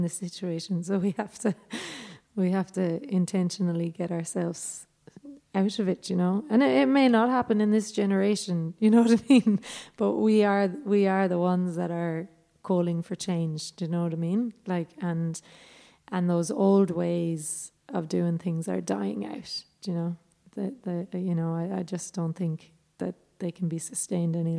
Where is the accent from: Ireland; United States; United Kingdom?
Ireland; moved away as an adult; now in Australia; our history as Irish people